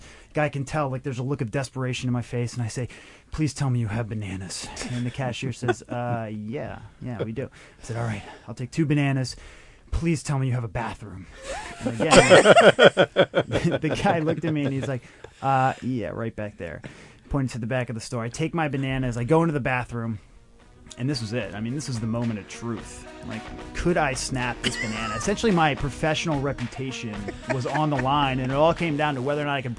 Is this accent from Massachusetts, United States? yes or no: no; Pennsylvania, United States; now in Hoboken, United States; from Pennsylvania, live in Hoboken, New Jersey, work in the city right in the Empire State Building.